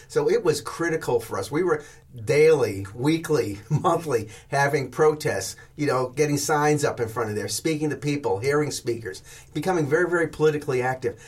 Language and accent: English; New York City, New York, United States; moved away; I grew up in New York City